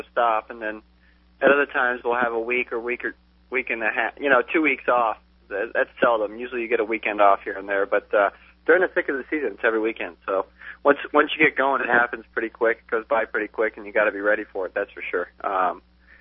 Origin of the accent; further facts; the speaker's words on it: South Florida, United States; now in California, United States; I'm from South Florida